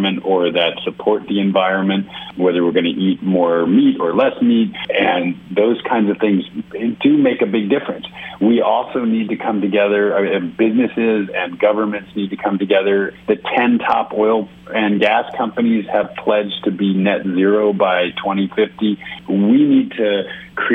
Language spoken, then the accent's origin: English; New York City, New York, United States; now in California, United States; I grew up in New York City. So I am born and raised New Yorker.